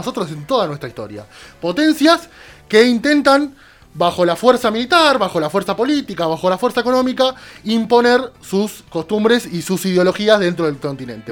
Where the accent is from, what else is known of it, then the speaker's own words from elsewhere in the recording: Argentina; como peronistas y como argentinos